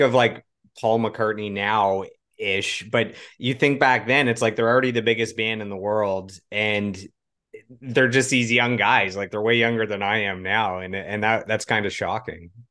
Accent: Ottawa, Ontario, Canada; am in Ottawa. I grew up in Ottawa.

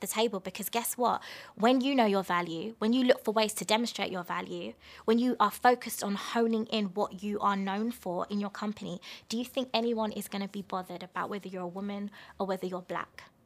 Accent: London, United Kingdom; where are you from? And I was just like, London.

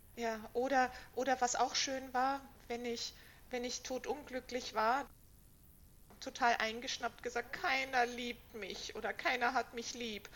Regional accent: Vienna, Austria; now in Berlin, Germany; ich bin ja aus Wien

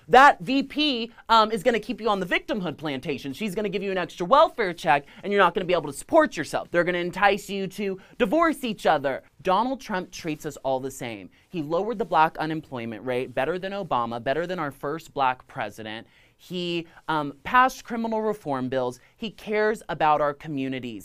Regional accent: Los Angeles, California, United States; I'm from Los Angeles, California

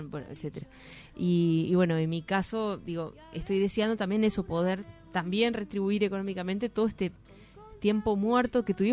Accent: Rocha, Uruguay; moved away; No, no te olvides que yo soy de Rocha

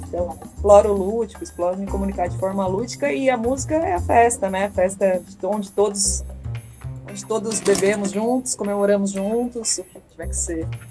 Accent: São Paulo, Brazil; sou da periferia da Zona Leste. Eu sou ali do ladinho da cidade de Tiradentes, na Quadro Juscelino. Cresci lá até os meus 19 anos, morei lá com a minha mãe.

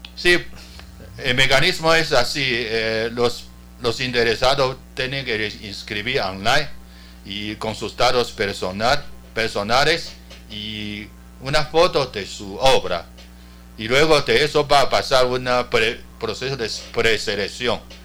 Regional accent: Taiwan

